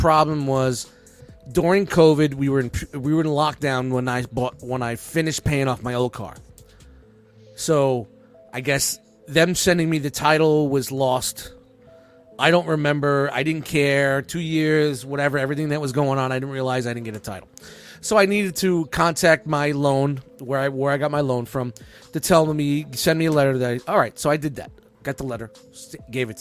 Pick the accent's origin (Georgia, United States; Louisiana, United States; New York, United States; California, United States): New York, United States; New York City; I wasn't born in Jersey. I was born in Brooklyn